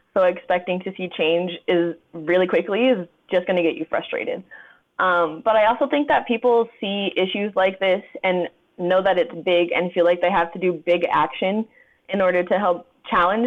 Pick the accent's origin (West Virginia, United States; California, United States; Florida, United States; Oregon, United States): California, United States; Southern; moved away; also born or lived in Columbus, Ohio; I'm from Southern California